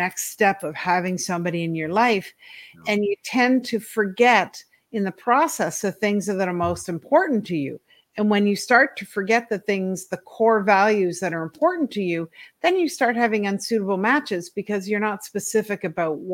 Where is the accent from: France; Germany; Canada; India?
Canada; Ontario; also born or lived in East Coast, Canada; I was born in Ontario in Canada, and I lived with both my parents until I was 8